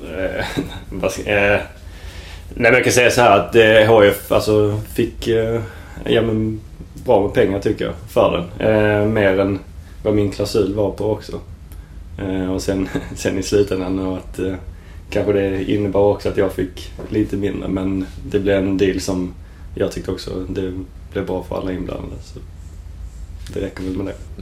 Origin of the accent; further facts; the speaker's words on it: Sweden; som svensk